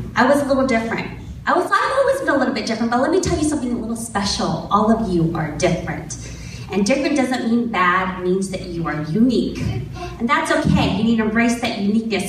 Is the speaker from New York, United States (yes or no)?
no; Elk Grove, California, United States; also born or lived in San Francisco; I grew up here in Elk Grove. Not here, this is Rancho, but Elk Grove